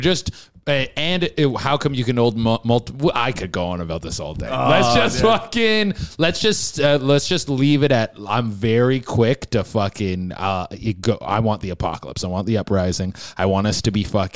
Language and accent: English; Canada; I'm Canadian